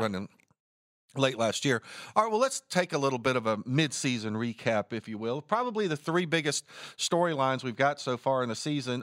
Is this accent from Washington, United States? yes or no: no; Martinsville, Virginia, United States; Martinsville's my hometown